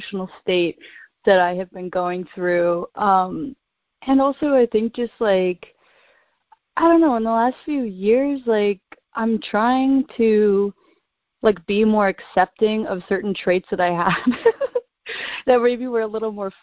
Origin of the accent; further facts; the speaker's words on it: near Vancouver Island, British Columbia, Canada; moved away as an adult; now in New York, United States; I grew up in Canada, so I've only been in New York for about 4 years